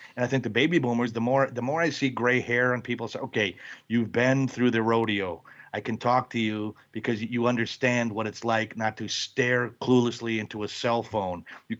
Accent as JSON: {"language": "English", "region": "Wisconsin", "country": "United States", "said": "I'm from Wisconsin. They open a Hooters in Milwaukee."}